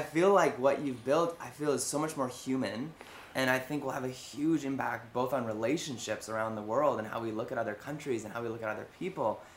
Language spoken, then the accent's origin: English; Canada; now in Vancouver, Canada; speaking as a Canadian here in in, sure. in Vancouver